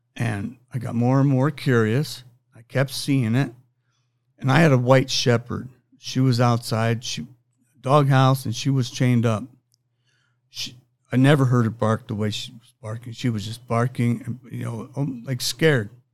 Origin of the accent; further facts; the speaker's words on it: Pueblo, Colorado, United States; I'm from Pueblo, Colorado